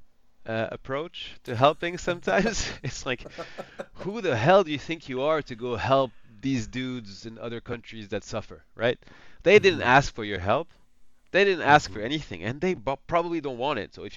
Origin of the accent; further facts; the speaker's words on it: France; coming from France